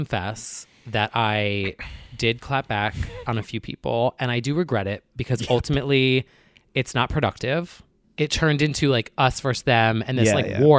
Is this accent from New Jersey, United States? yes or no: yes; New Jersey, United States; Call it out. Yeah. I'm from New Jersey.